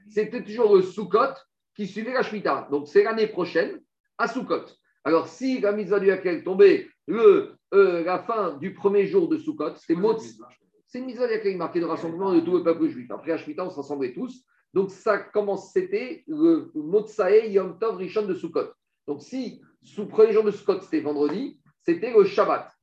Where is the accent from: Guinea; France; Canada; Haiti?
France; moved away; on a des mauvaises racines, on a des mauvaises influences quand on a grandi en France